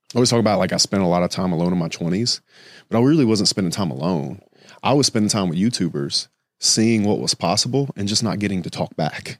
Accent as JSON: {"language": "English", "region": "Louisiana", "country": "United States", "tie": "born or raised there", "moved": "as an adult", "lives_now": "Miami, United States", "said": "Growing up in Louisiana"}